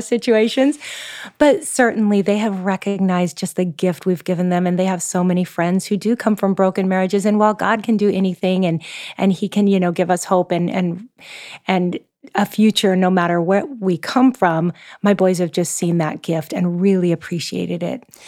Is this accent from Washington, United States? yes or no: yes; Seattle, Washington, United States; moved away as an adult; now in Oahu, Hawaii, United States; I'm originally from the Pacific Northwest, so I'm a Seattle girl at heart